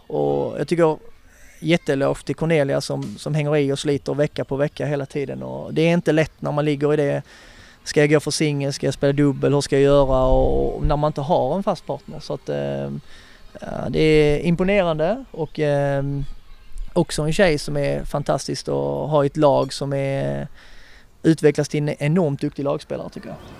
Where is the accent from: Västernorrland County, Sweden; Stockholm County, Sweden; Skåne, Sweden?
Skåne, Sweden; som skåning